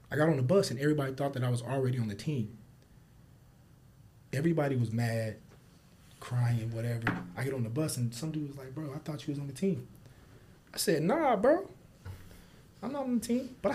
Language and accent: English; Kansas City, Missouri, United States; moved away as an adult; now in Phoenix, United States; my hometown. Yeah, I'm hometown. from Kansas City.